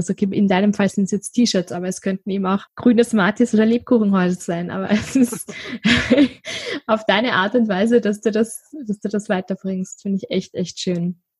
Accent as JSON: {"language": "German", "country": "Austria", "said": "Das würde mich jetzt noch interessieren als Österreicherin."}